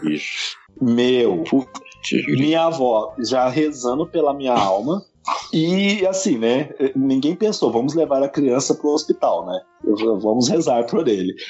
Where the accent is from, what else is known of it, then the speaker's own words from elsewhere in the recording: Leandro Ferreira, Minas Gerais, Brazil; also born or lived in Pitangui; eu nasci em Pitangui, mas eu fui criado em Leandro Ferreira